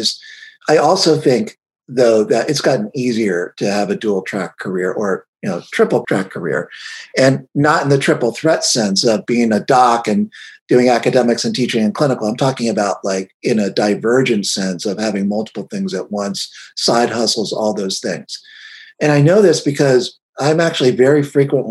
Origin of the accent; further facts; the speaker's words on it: Cincinnati, Ohio, United States; I grew up in Cincinnati, Ohio